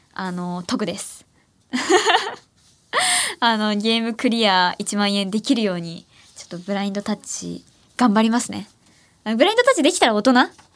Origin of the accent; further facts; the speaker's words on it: Ehime, Japan; now in Tokyo, Japan; 愛媛から上京してきた